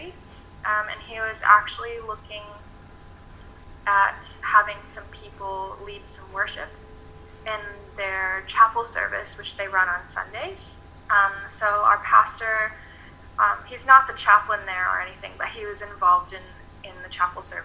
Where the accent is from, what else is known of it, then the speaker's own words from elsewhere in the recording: Michigan, United States; moved away as an adult; now in Sorell, Australia; I'm originally, like Jacob said, from Michigan in the United States, and I came here in October of 2017